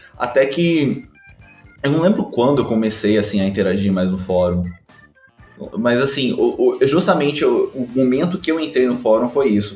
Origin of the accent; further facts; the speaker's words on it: São Paulo, Brazil; now in Rio de Janeiro, Brazil; eu nasci em São Paulo, mas eu moro no Rio de Janeiro